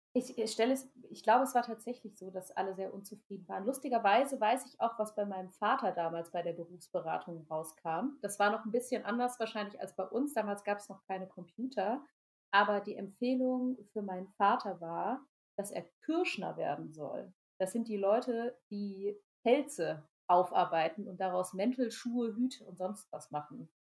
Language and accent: German; Rhineland-Palatinate, Germany; Also ich bin in Rheinland-Pfalz zur Schule gegangen